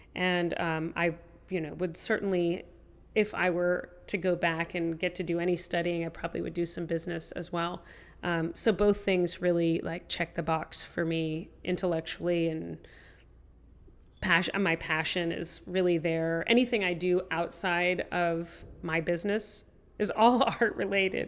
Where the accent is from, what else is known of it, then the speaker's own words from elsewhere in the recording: Tennessee, United States; I grew up in Tennessee